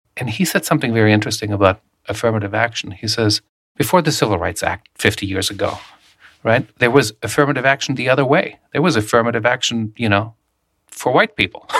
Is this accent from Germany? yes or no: yes; Germany; moved away; I grew up in Germany